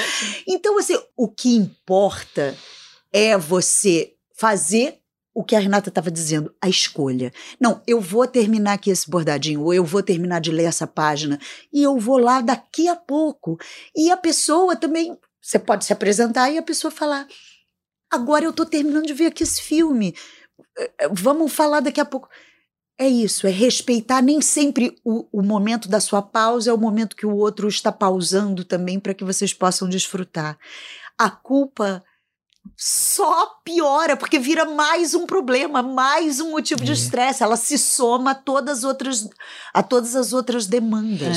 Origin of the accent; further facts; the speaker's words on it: São Pedro, São Paulo, Brazil; sou da cidade de São Pedro, interior de São Paulo